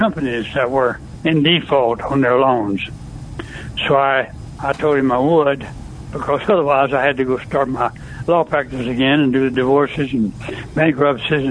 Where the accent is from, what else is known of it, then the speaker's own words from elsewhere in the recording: Mississippi, United States; moved away as an adult; also born or lived in California; I was born and raised in Mississippi.